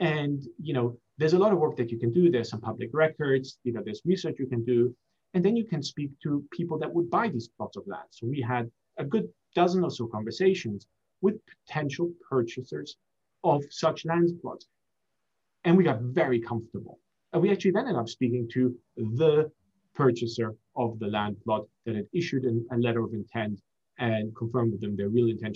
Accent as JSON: {"language": "English", "country": "Germany", "tie": "born or raised there", "also_born_or_lived": "Singapore / United States", "moved": "yes", "lives_now": "London, United Kingdom", "said": "I was raised in Germany, went to university in the US, and live in London."}